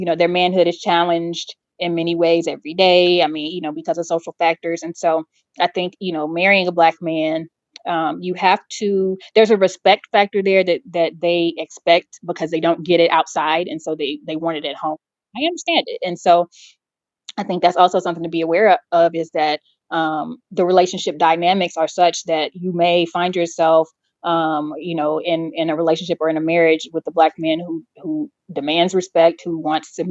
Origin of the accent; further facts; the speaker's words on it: Atlanta, Georgia, United States; growing up in Atlanta with, you know, upwardly mobile Black folks